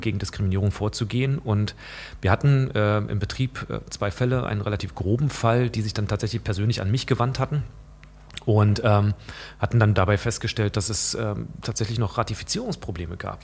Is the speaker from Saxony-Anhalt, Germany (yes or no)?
yes; Saxony-Anhalt, Germany; moved away; ich bin in Sachsen-Anhalt aufgewachsen